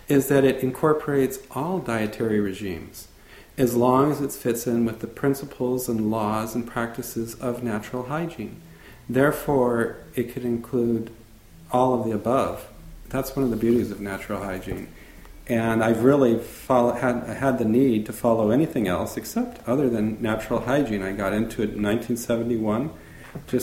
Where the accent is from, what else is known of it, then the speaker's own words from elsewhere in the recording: Santa Monica, California, United States; also born or lived in reservation (unspecified); I was born in Santa Monica, California